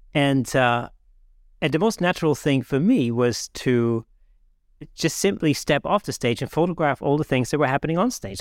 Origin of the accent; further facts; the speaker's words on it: Germany; moved away; I grew up in Germany